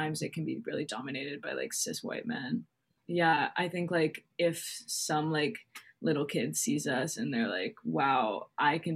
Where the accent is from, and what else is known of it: Bank of New Hampshire stage, United States; born or raised there